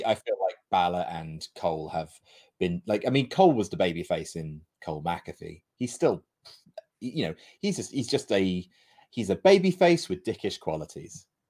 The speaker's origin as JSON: {"language": "English", "country": "United Kingdom", "said": "we're British"}